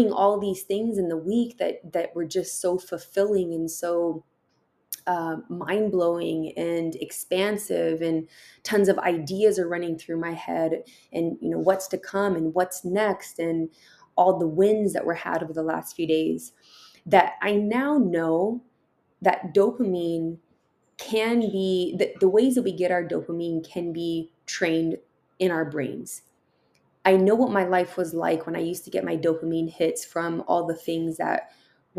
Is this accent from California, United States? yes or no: yes; San Diego, California, United States; also born or lived in Tucson, Arizona; I was raised here in San Diego